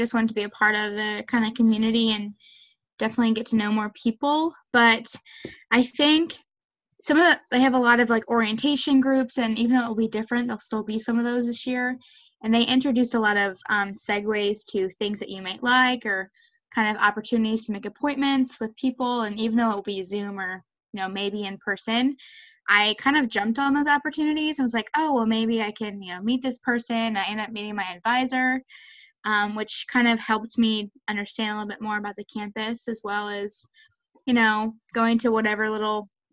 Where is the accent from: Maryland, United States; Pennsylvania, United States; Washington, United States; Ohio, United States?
Maryland, United States; I'm from Maryland